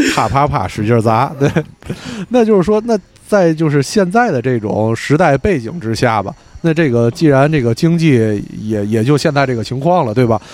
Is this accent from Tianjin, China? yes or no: yes; Tianjin, China; 我作为天津人